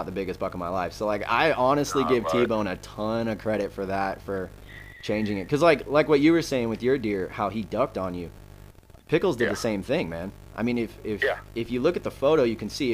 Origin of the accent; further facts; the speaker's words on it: Gwinnett County, Georgia, United States; I grew up in Gwinnett County